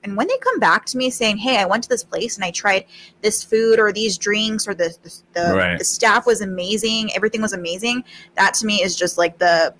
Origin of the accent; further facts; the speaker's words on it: Albuquerque, New Mexico, United States; born and raised in Albuquerque